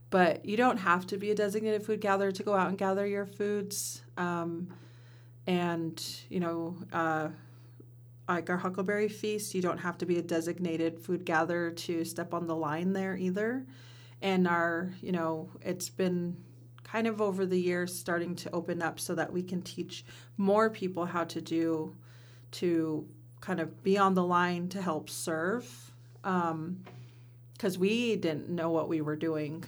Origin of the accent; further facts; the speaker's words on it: Simnasho district, Warm Springs Reservation, Oregon, United States; I come from the Simnasho district